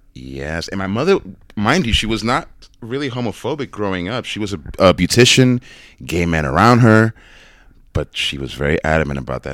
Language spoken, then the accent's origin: English; New York City, New York, United States; growing up in New York, in the Bronx